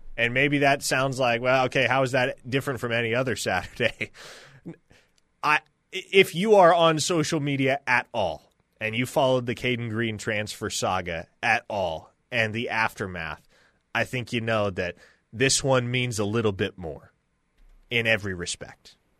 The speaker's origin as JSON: {"language": "English", "region": "Nebraska", "country": "United States", "tie": "born or raised there", "moved": "yes", "said": "I grew up in Nebraska"}